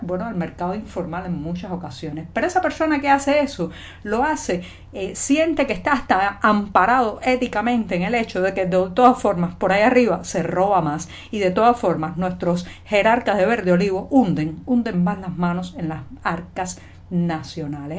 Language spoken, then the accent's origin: Spanish; Havana, La Habana, Cuba; yo nací en La Habana hace ya más de 40 años